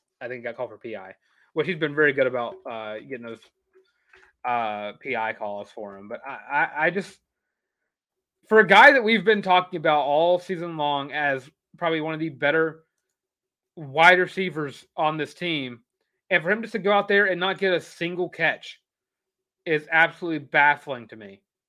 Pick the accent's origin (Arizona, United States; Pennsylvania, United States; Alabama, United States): Alabama, United States; I'm from Alabama, so some of my family is Bama fans.